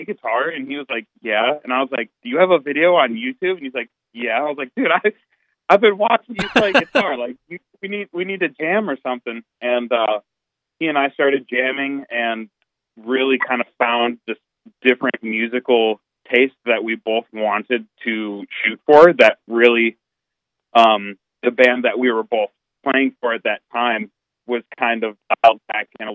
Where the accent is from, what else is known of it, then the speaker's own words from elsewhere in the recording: Minneapolis, Minnesota, United States; We all kind of are from the Metro Minneapolis Twin Cities area